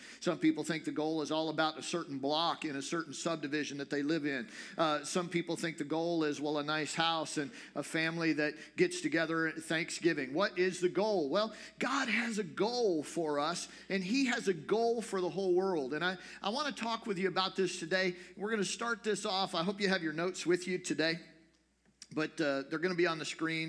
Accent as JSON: {"language": "English", "country": "United States", "said": "as an American"}